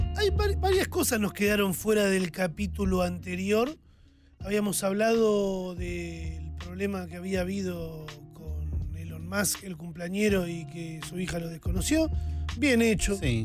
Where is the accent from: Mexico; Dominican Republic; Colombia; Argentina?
Argentina; orgulloso de nacer en un país como Argentina